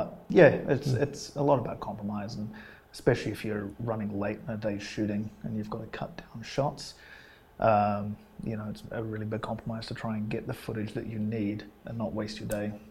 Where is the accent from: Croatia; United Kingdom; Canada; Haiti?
United Kingdom; England; also born or lived in Scotland; now in Wellington, New Zealand; I grew up in England. I was born in Scotland, and I grew up in England